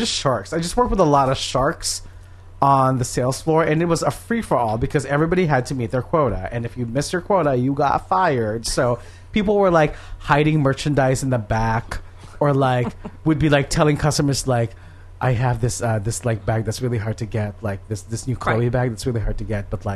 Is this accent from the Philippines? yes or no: yes; Philippines; now in United States; I grew up in the Philippines.